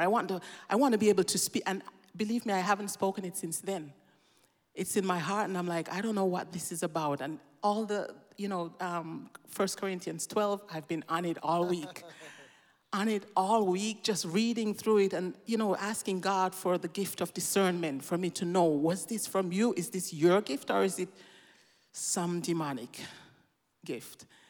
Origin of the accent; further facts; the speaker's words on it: Jamaica; now in Switzerland; I grew up in Jamaica